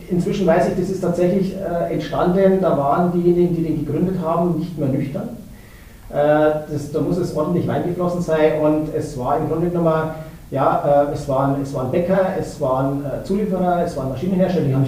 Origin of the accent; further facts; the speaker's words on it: Bavaria, Germany; ja gut, als Bayer hätten wir sich da, sage ich mal, toller den Namen ausdenken können